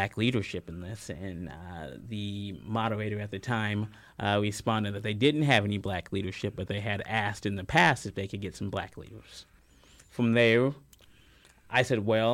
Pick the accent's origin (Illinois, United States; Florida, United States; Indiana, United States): Indiana, United States; Columbus; also born or lived in Louisville, Kentucky / Seymour, Indiana; now in Bloomington, United States; I'm born in Columbus, so, you know, when we talk about diversity, Columbus is a much more diverse city, Columbus, Indiana.